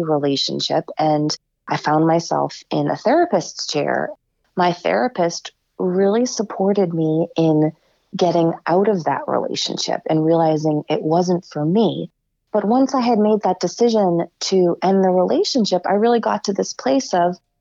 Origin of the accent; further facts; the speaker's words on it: Rockport, Massachusetts, United States; also born or lived in Lynn, Massachusetts / Washington, D.C.; I was born in Lynn. I moved to Rockport when I was 7.